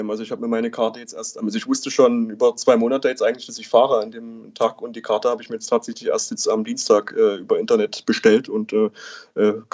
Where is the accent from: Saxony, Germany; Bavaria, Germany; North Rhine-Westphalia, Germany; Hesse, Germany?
Saxony, Germany; ähm, bin 28 Jahre inzwischen. Ähm, zu Dynamo äh, bin ich gekommen. Ich komme äh, aus der Region, wohne auch aktuell jetzt wieder in Dresden ähm, und ähm, bin auch in der Region aufgewachsen.